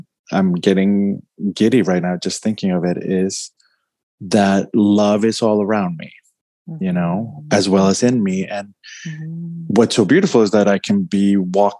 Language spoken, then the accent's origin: English; Bogotá, Colombia; I'm from Bogota, Colombia